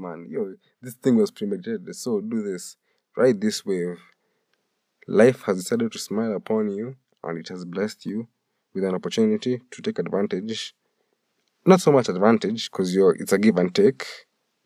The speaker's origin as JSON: {"language": "English", "country": "Kenya", "said": "being Kenyan"}